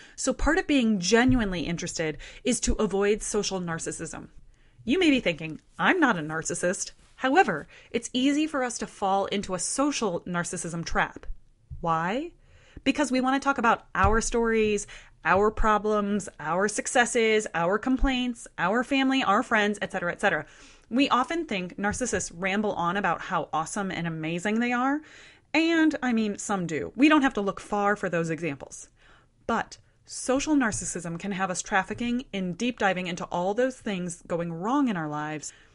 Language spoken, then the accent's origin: English; Midwest, United States; I share her Midwestern roots